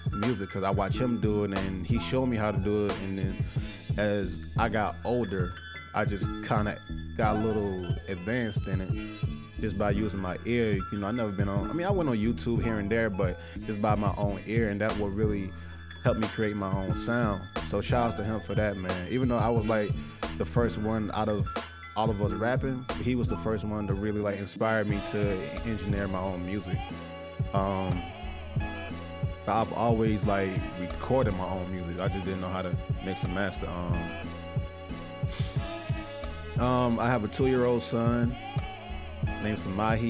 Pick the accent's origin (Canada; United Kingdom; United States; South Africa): United States; Manor, South Carolina; I'm originally from Manor, South Carolina. Born and raised